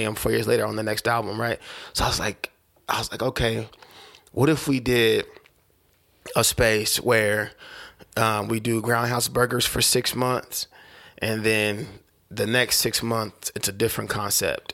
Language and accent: English; Oklahoma City, Oklahoma, United States; I'm from Oklahoma